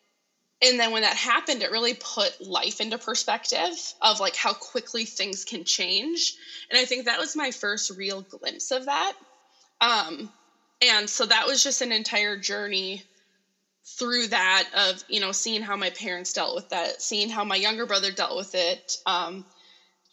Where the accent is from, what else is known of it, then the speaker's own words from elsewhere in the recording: Grand Forks, North Dakota, United States; I'm originally from Grand Forks.